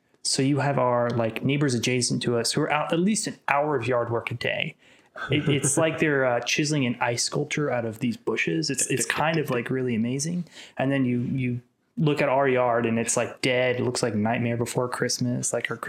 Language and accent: English; Kansas City, Kansas, United States; now in Atlanta, United States; I'm from Kansas City, Kansas. I was grew up very close to state line